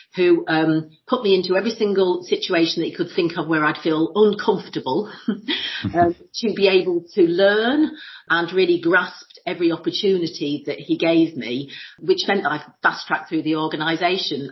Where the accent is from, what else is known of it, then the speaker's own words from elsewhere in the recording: Lincolnshire, East Midlands, United Kingdom; moved away as an adult; also born or lived in London / New York; born and bred in Lincolnshire.